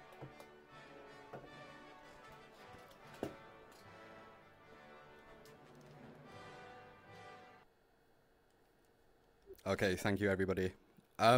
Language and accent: English; Wales, United Kingdom; I'm not English, I'm Welsh